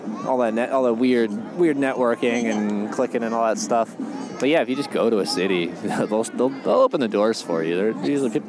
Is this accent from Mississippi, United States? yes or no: no; Connecticut, United States; born there; I was born in Connecticut